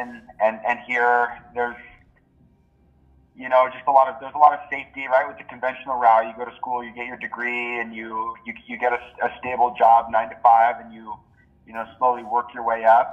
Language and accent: English; Oahu, Hawaii, United States; also born or lived in Maui, Hawaii; When I was about 2, they moved to Oahu, and I lived